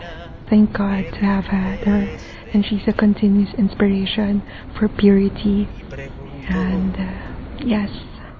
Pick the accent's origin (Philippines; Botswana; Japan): Philippines; I'm from the Philippines.